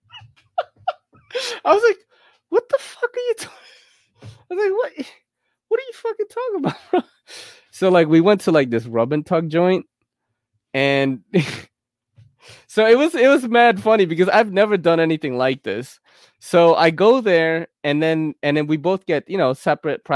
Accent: United States; I'm from America

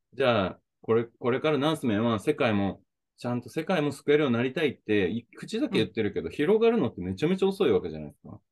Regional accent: Oita, Japan; moved away; also born or lived in Okinawa / Hokkaido; 地元大分

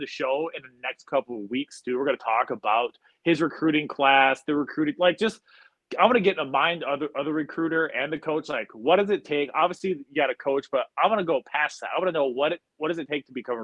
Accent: Pierre, South Dakota, United States; moved away; I'm originally from Pierre in South Dakota

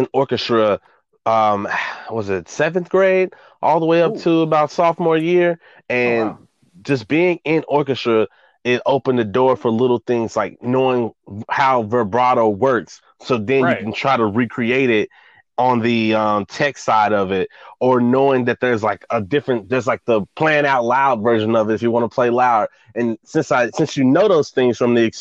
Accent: Dallas, Texas, United States; I'm from Dallas, Texas. Oak Cliff.

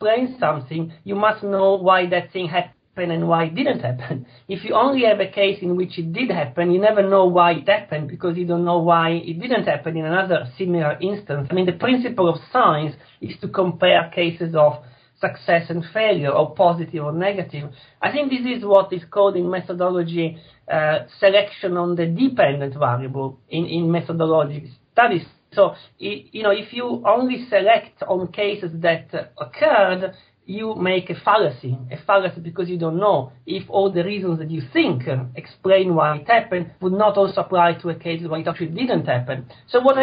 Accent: Italy; Italy, which is my home country

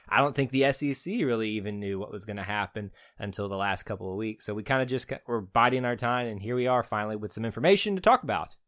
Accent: the South, United States; accent: Southern; my Southern accent

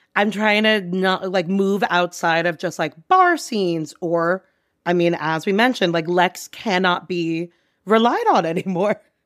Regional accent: Long Island, New York, United States; moved away as an adult; now in New York City, United States; I grew up on Long Island

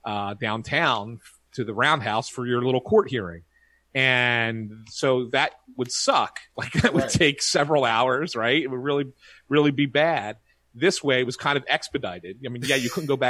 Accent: Philadelphia, Pennsylvania, United States; I grew up here in Philly

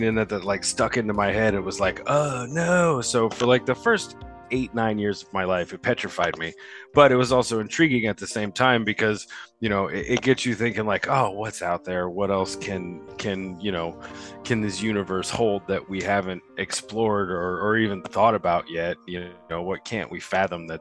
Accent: Southern Indiana, United States; I am from Southern Indiana.

